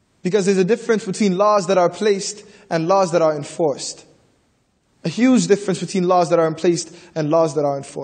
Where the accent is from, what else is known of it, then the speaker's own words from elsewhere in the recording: Toronto, Ontario, Canada; I'm from the Regent Park community